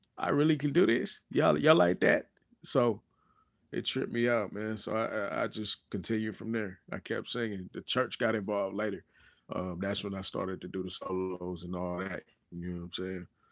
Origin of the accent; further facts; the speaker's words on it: Lawton, Oklahoma, United States; I'm from Lawton, Oklahoma